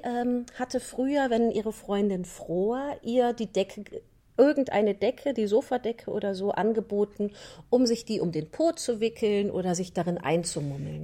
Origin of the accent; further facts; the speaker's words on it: North Rhine-Westphalia, Germany; ich komme ja aus der, aus der Voreifel, ich bin ja Rheinländerin